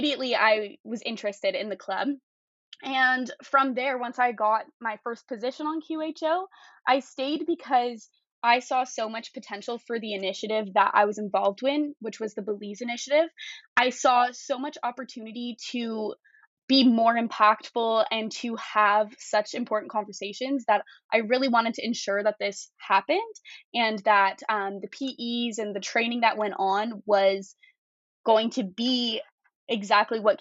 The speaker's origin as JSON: {"language": "English", "town": "Calgary", "region": "Alberta", "country": "Canada", "said": "I'm from Calgary, Alberta"}